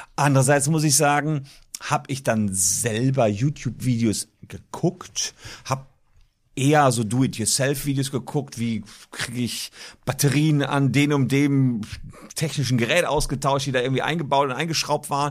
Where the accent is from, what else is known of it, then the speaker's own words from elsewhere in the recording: Gevelsberg, North Rhine-Westphalia, Germany; also born or lived in Cologne / Leuven; da war ich 15 in meinem Heimatdorf Gefelsberg